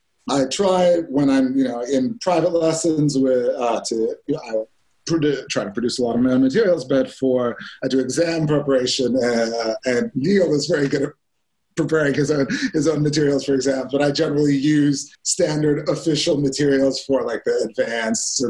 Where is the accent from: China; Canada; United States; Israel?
Canada; now in Spain; I'm Canadian originally